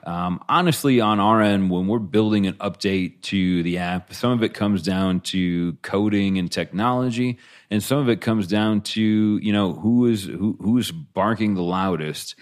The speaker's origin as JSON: {"language": "English", "town": "Buffalo", "region": "New York", "country": "United States", "tie": "born or raised there", "said": "I grew up in Buffalo"}